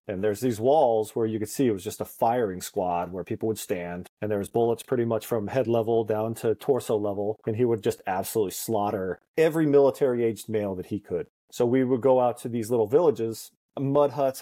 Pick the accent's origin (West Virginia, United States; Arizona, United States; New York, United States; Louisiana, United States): Arizona, United States; Cottonwood; also born or lived in Boston; grew up in the thriving metropolis of Cottonwood, Arizona